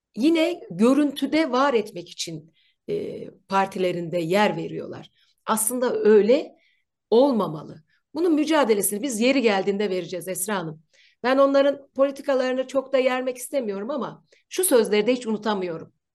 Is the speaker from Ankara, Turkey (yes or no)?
yes; Ankara, Turkey; ben Ankaralıyım. Bir köylü çocuğuyum.